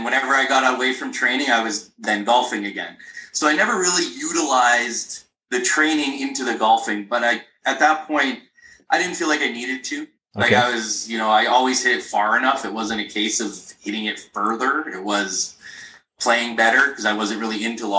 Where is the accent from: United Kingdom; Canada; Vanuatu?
Canada; Nipigon, Ontario; my hometown